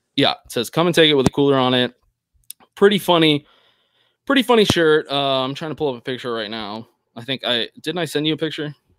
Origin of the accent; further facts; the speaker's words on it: Texas, United States; as a Texan